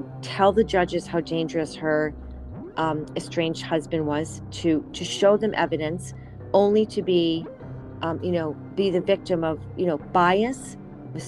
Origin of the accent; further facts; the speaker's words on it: Manhasset, New York, United States; I'm from Manhasset. It hit our community really, really hard